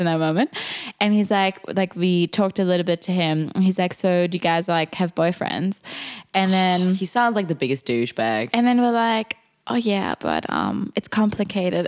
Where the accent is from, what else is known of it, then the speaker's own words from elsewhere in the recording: Germany; English is a second language; we're from Germany